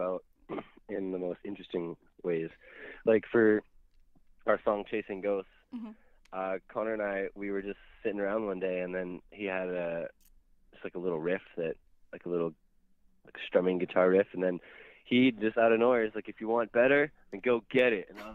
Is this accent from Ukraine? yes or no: no; Canada; I'm Canadian. I've lived in the same city my whole life.